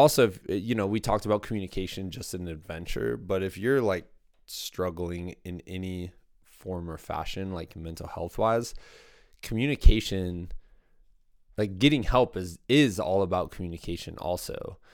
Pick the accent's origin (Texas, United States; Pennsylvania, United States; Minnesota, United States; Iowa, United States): Iowa, United States; Muscatine; my hometown, Muscatine, Iowa